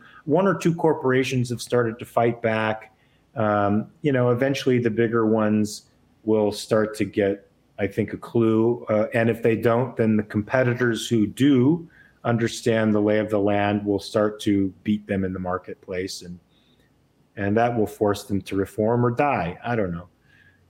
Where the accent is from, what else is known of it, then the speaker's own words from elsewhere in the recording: California, United States; It's my home. I was born and raised in California.